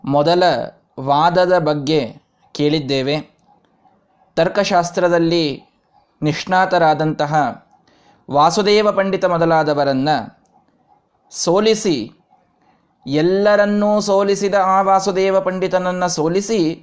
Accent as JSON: {"language": "Kannada", "town": "Vijayapura", "region": "Karnataka", "country": "India", "said": "ನಮ್ಮ ಊರಿನಲ್ಲಿ ಇಲ್ಲಿ ನಮ್ಮ ಮನೆಯ ಹತ್ತಿರವೇ"}